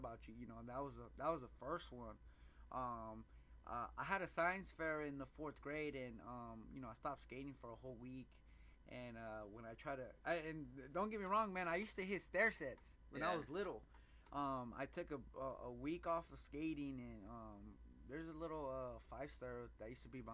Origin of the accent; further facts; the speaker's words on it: Phoenix, Arizona, United States; I grew up in the Phoenix, Maryville area